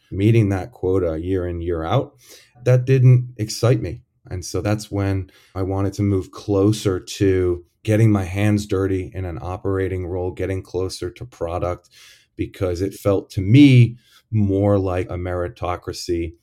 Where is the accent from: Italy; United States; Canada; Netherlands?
United States; Detroit, Michigan; born or raised there; moved away; also born or lived in Chicago